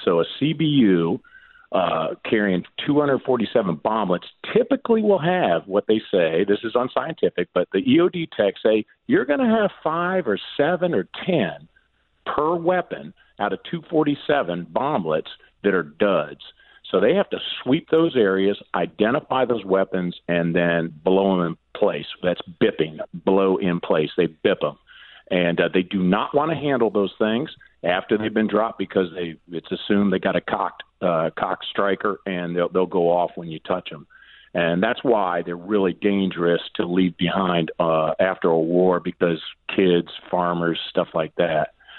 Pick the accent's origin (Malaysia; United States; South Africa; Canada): United States; Southwest Ohio; now in Rehoboth Beach, United States; my hometown in uh, Southwest Ohio